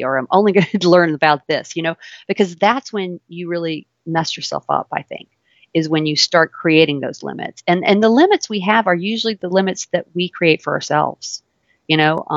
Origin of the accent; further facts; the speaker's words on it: Louisiana, United States; accent: southern; also born or lived in New York; I grew up here in Louisiana